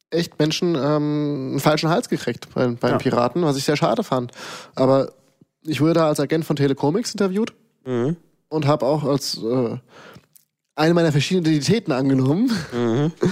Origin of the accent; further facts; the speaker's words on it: Hesse, Germany; ich bin halt gebürtiger Hess, deswegen kenne ich mich da recht gut aus.